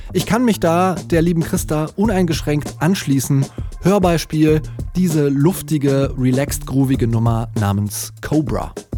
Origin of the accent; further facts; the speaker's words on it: near Cologne, North Rhine-Westphalia, Germany; born or raised there